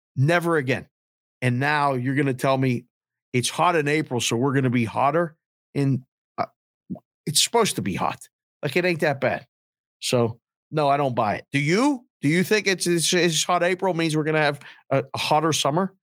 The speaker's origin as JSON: {"language": "English", "town": "Pittsburgh", "region": "Pennsylvania", "country": "United States", "tie": "born or raised there", "also_born_or_lived": "Caribbean", "moved": "as an adult", "lives_now": "Scottsdale, United States", "said": "growing up in Pittsburgh and having some really hard winters"}